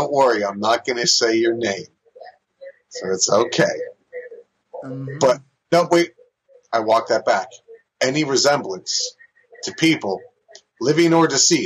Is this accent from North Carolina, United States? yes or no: no; New Jersey, United States; born or raised there; also born or lived in San Diego, California